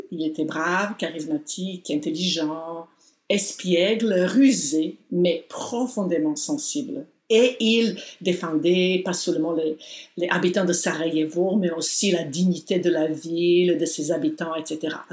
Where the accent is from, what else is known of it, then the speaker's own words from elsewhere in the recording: Montreal, Quebec, Canada; Tout le monde à qui je parle euh, de l'extérieur, quand je dis que je viens de Montréal, ils disent Ah, est-ce que vous connaissez Walter Boudreau